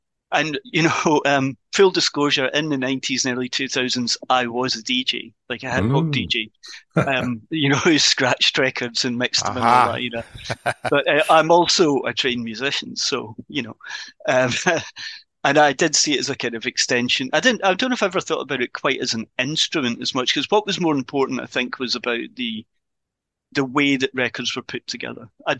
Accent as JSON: {"language": "English", "country": "Ireland", "said": "I'm an Irish citizen, so Irish weddings. I think that's the old Irish wedding"}